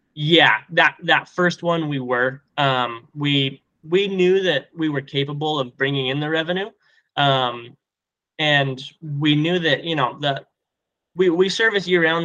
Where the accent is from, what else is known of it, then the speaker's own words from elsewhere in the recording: Colorado, United States; we're from Colorado